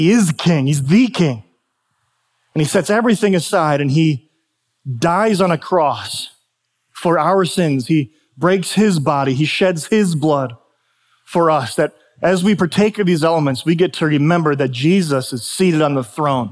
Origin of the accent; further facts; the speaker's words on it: United States; I was sovereignly, by the grace of God, born in the United States of America